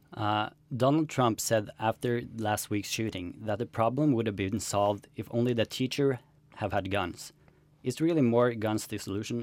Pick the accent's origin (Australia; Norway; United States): Norway; we in Norway